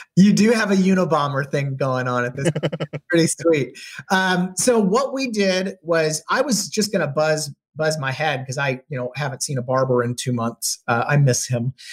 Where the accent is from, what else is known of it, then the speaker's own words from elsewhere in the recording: Texas, United States; moved away as an adult; also born or lived in Charlottesville, Virginia; growing up in Texas